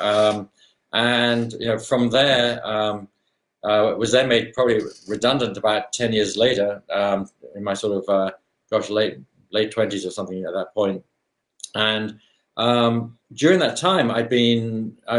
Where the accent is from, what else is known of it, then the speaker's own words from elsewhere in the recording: London, United Kingdom; moved away as an adult; now in Seattle, United States; I was born in London, Chelsea, born in Chelsea in Kensington area, Chelsea supporter for those who are Chelsea fans out there, all my life, still am. Lived in that whole area of London, really, for my school years.